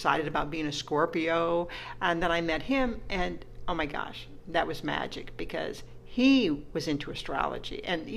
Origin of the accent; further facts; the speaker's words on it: Iowa, United States; I was raised in Iowa and a very Catholic community and family